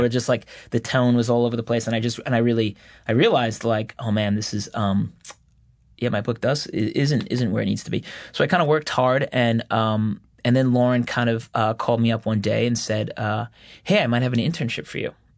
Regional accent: Floral Park, New York, United States; I kinda grew up, like, in an atypical Long Island town, though. It was Floral Park

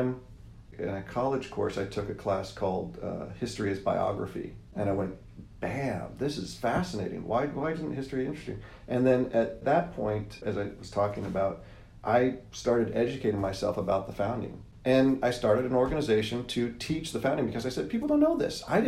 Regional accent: Southern California, United States; I was born in Southern California, still live in Southern California

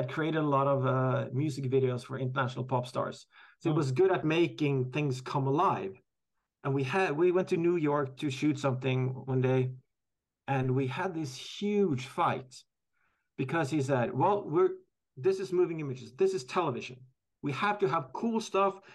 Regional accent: Norway; I'm from Norway

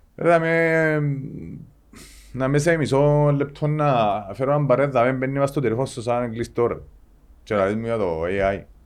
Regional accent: Engomi, Nicosia District, Cyprus; εγώ γεννήθηκα στην Εγκόμη

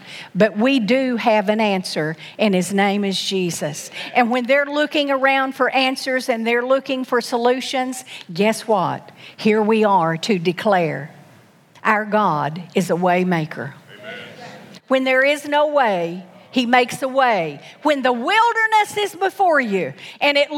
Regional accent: Knoxville, Tennessee, United States; I was born in Knoxville, Tennessee

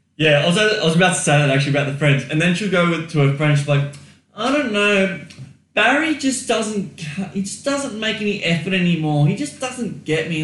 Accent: Australia; I am Australian, mate

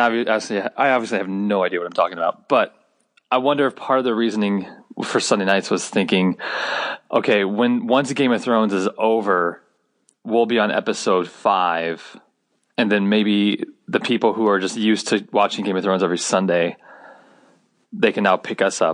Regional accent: Central Illinois, United States; growing up in Central Illinois

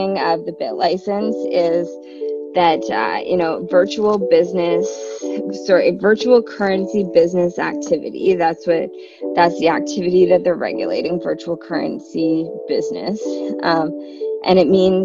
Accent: Canada; I'm from Canada

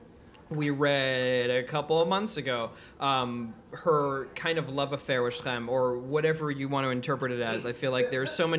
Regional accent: New York City, New York, United States; also born or lived in Israel; I grew up in Queens, New York.

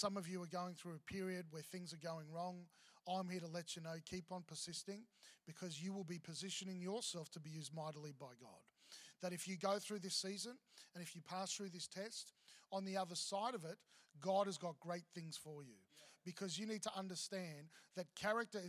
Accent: Victoria, Australia; now in Queensland, Australia; I grew up in Victoria, so apples, obviously grew up with apples

